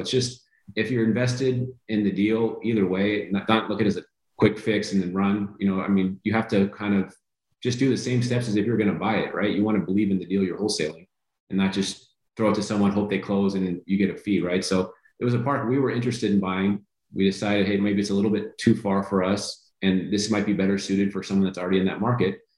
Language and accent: English; California, United States; Like I said, I'm from California, so lot, Kansas City is cold to me.